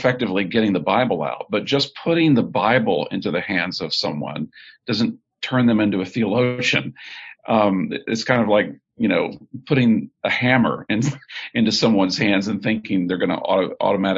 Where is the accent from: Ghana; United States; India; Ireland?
United States; Texas City, Texas; moved away as an adult; also born or lived in northern United States / United Kingdom; I was born in Texas City, Texas. I live most of my life now in the north, but have recently moved back to the state of Texas